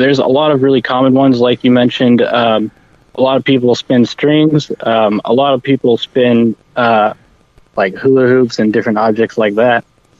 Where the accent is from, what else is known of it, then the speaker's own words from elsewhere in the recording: Texas, United States; Well, I'm originally from a small town north of Dallas, pretty close to Gainesville, Texas. And that's where I spent the majority of my life until I moved away to Lubbock, Texas to go to Texas Tech University.